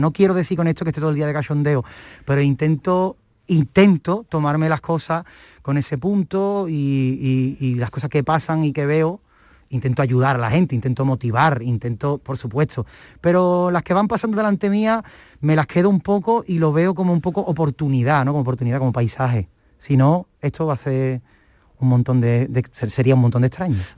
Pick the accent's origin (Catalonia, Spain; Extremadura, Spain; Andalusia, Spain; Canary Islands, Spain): Andalusia, Spain; Cádiz; yo soy del barrio de la Viña